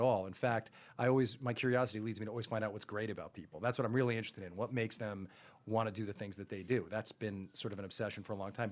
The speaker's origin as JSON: {"language": "English", "town": "Roslyn", "region": "New York", "country": "United States", "tie": "born or raised there", "said": "I grew up in Roslyn"}